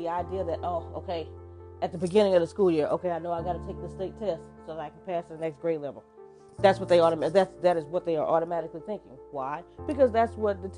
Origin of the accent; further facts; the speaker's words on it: Texas, United States; I am from Texas